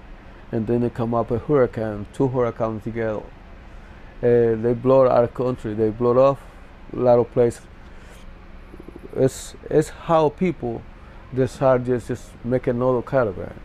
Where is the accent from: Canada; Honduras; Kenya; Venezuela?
Honduras; San Pedro Sula, Cortés; moved away as an adult; I was born in Honduras, San Pedro Sula, Cortes, in 1965. It's a reason that I had to come out from Honduras.